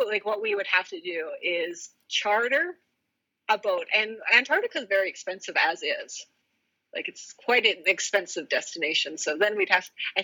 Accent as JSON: {"language": "English", "country": "Canada", "first_language": "English", "said": "as a Canadian"}